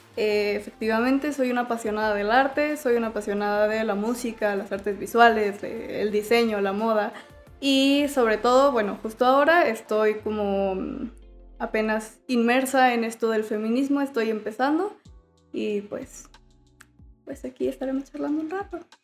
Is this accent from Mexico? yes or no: yes; León, Guanajuato, Mexico; soy de aquí de León.